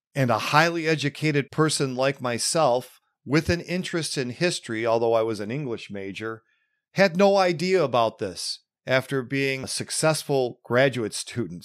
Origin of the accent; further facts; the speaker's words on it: Western New York, United States; growing up in Western New York